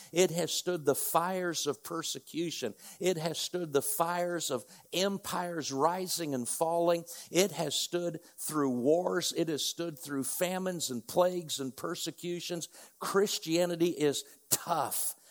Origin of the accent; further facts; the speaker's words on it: north central Indiana, United States; moved away as an adult; now in Oklahoma, United States; we grew up in north central Indiana